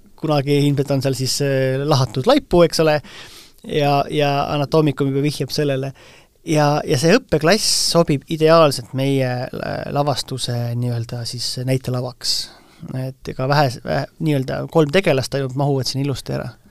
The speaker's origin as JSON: {"language": "Estonian", "town": "Vainupea", "region": "Lääne-Viru County", "country": "Estonia", "tie": "born or raised there", "said": "minu, minu kodukandis Vainupea kabelis"}